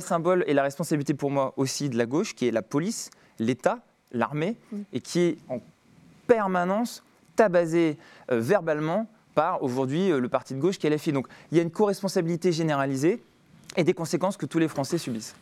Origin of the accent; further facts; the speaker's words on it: Grenoble, Auvergne-Rhône-Alpes, France; J'ai grandi à Grenoble